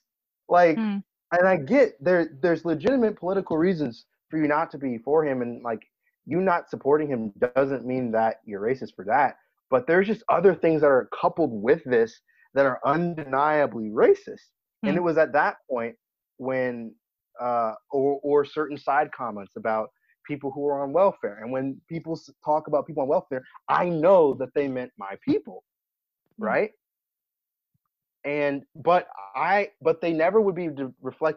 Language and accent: English; Virginia Beach, Virginia, United States; I grew up in Virginia Beach, which is a mixed match